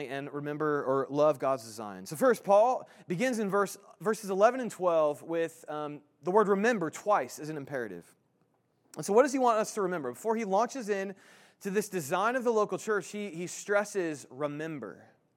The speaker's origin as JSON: {"language": "English", "town": "Indianapolis", "region": "Indiana", "country": "United States", "moved": "yes", "said": "I'm from Indianapolis"}